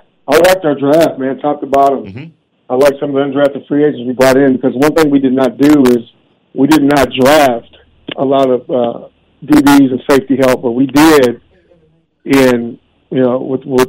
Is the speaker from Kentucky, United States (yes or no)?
yes; Louisville, Kentucky, United States; I'm from Louisville, Kentucky.